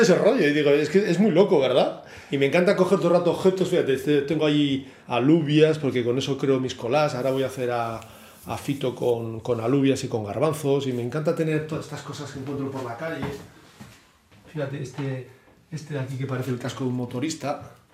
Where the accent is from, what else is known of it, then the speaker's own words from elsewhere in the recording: Bilbao, Basque Country, Spain; me siento muy reconocido yo aquí en Bilbao. Yo creo que soy profeta en mi tierra